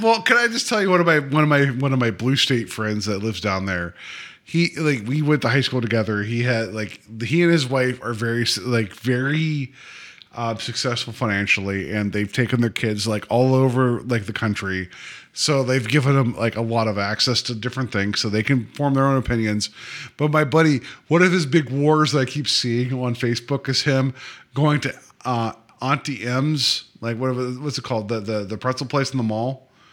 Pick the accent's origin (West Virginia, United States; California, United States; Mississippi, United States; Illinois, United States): West Virginia, United States; moved away; I was born and raised in West Virginia